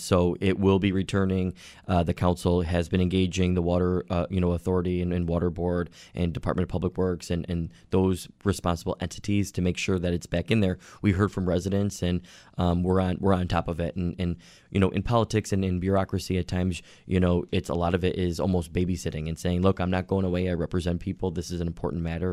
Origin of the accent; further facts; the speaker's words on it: Orchard Park, New York, United States; I grew up in Orchard Park